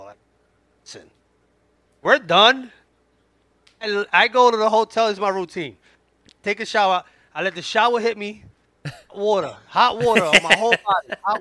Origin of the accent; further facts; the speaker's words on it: New York City, New York, United States; We're from the Bronx, me and Joe